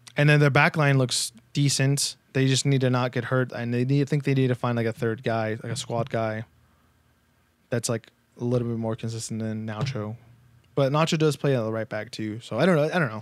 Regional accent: United States; We're two American boys

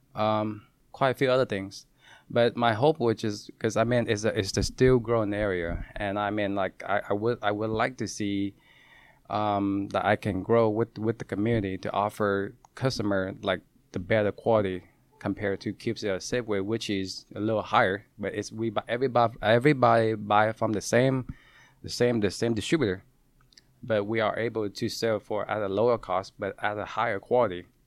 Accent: Seattle, Washington, United States; also born or lived in California; I grew up in Columbia City

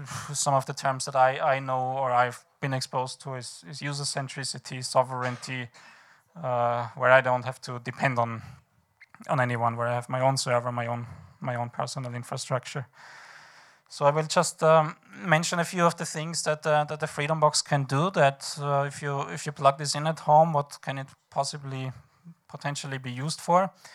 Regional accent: Vienna, Austria; I am from Vienna.

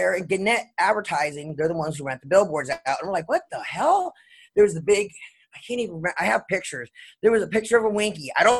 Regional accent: Los Angeles, California, United States; also born or lived in Pennsylvania / San Diego; I moved from San Diego back to Hollywood, where I had grown up. In the Hollywood Hills on a street called Holly Drive.

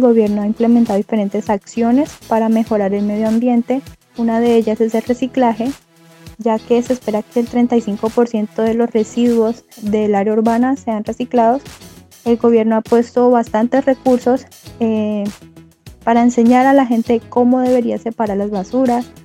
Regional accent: Garzón, Huila, Colombia; also born or lived in Neiva, Huila; now in Guangzhou, China; Nací en Neibahuila y me crié en Garzón. Actualmente soy una colombiana residente en la ciudad de Guangzhou, en China

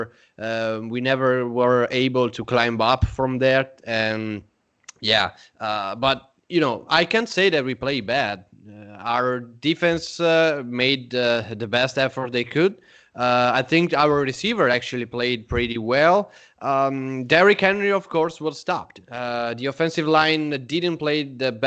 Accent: Italy; we are from Italy.

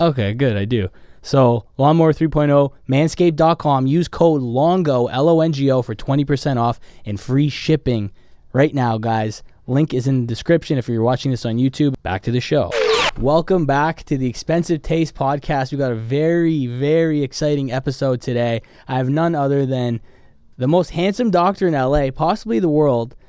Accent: Canada; now in Los Angeles, United States; I'm Canadian

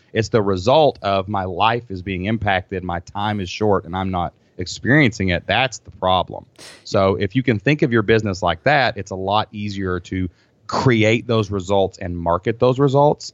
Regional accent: Kentucky, United States; I'm from Kentucky.

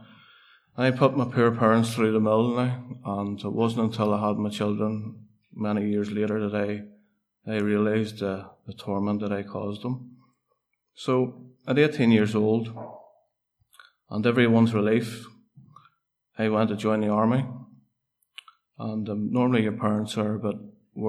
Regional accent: Portadown, Northern Ireland, United Kingdom; I am from Portadown and grew up in a housing estate

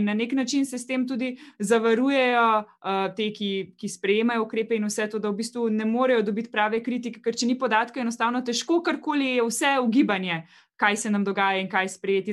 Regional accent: Slovenia; smo Slovenci

